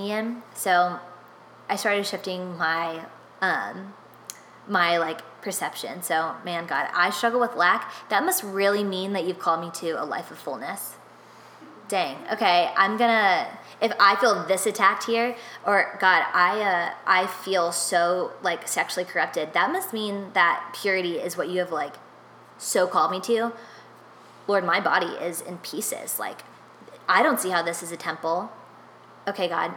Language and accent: English; Nashville, Tennessee, United States; moved away; for 10 years of my life, I grew up in Nashville, which is Music City